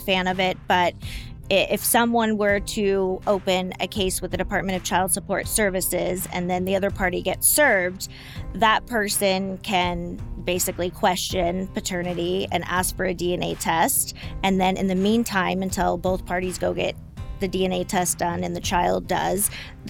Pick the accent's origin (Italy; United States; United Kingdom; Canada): United States; Yorba Linda, California; I'm actually from Yorba Linda, born and raised, land of the gracious living.